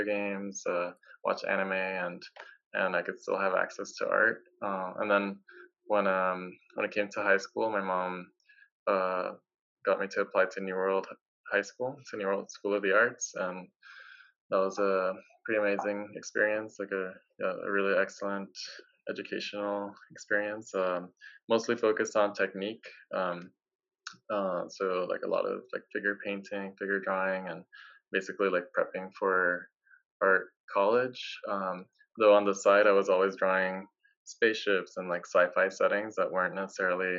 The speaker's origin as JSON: {"language": "English", "town": "Cali", "region": "Valle del Cauca", "country": "Colombia", "tie": "born or raised there", "said": "I grew up in Colombia, in Cali, Colombia"}